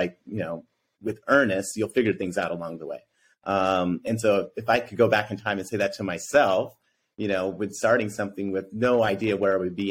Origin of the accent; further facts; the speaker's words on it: outside of Denver, Colorado, United States; growing up in Colorado, because I grew up outside of Denver.